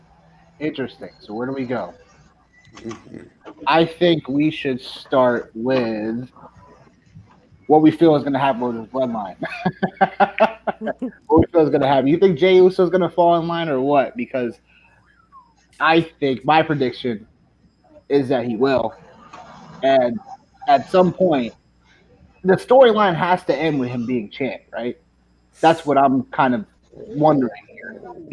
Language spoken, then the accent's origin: English; Connecticut, United States; I could drive to Stanford. I'm from Connecticut.